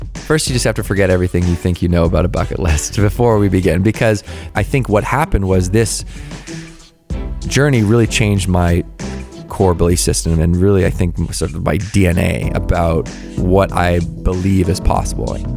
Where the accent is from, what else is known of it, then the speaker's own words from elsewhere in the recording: Victoria, British Columbia, Canada; I grew up in Victoria, B C, right, which is just off the coast of Vancouver.